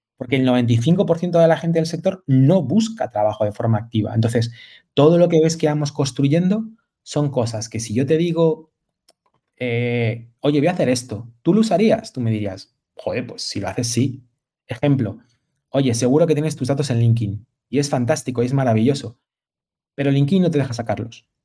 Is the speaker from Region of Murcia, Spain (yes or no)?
no; Madrid, Community of Madrid, Spain; moved away; also born or lived in Galicia; soy madrileño, madrileño de nacimiento, pero gallego de corazón